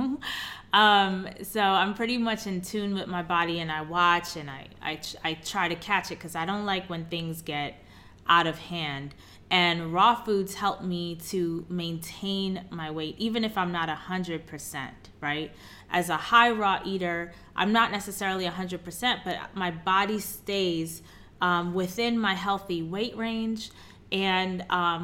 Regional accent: New York City, New York, United States; moved away; also born or lived in Chicago; I'm born and raised in Queens, New York

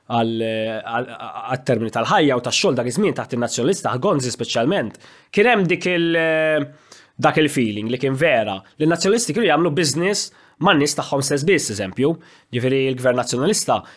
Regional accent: Malta; ovvjament bħala Malti jiena kuntent ħafna li għaw Maltin bħal Mezzola li għedin f'pożizzjoni toljin għax jagħmel ġieħ il-Maltin kollha.

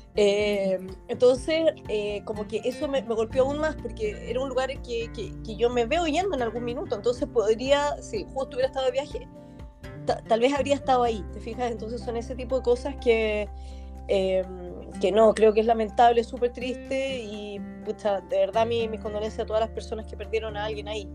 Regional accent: Chile; moved away

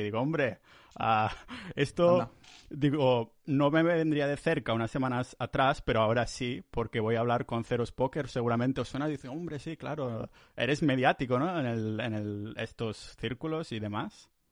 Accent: Catalonia, Spain; moved away as an adult; now in Estonia; yo como soy muy catalán

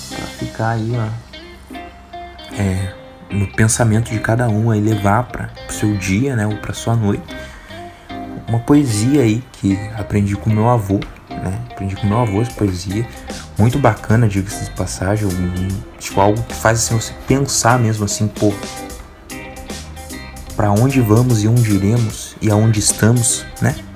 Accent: Santo André, São Paulo, Brazil; Eu sou paulista, cara. Paulista aí de Santo André, cara.

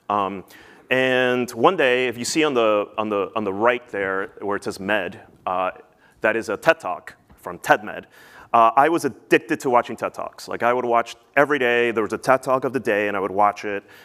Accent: New Jersey, United States; also born or lived in Peru; I grew up in New Jersey

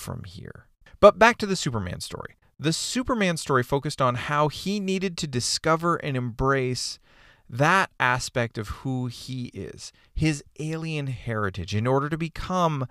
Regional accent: Canada; moved away as an adult; now in United States; I'm from Canada

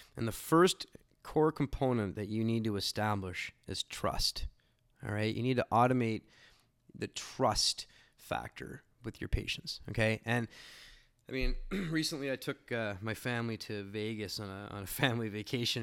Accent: Canada; being a Canadian

